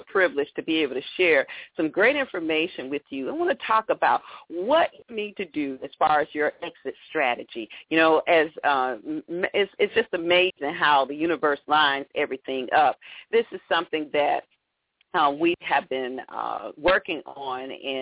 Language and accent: English; Atlanta, Georgia, United States; Atlanta, my hometown